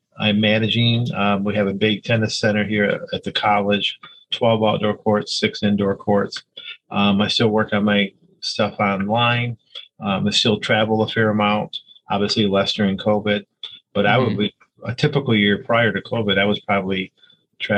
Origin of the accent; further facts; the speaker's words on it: Hudsonville, Michigan, United States; also born or lived in Havana, Cuba; we ended up in Hudsonville, Michigan, which is really here, Western Michigan